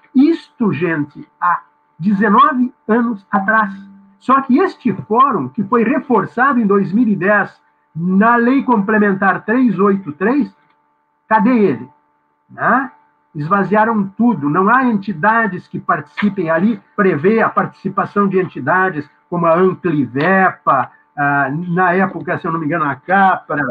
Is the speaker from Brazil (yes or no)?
yes; Rio Grande do Sul, Brazil; moved away as an adult; now in Florianópolis, Brazil; sou gaúcho por natureza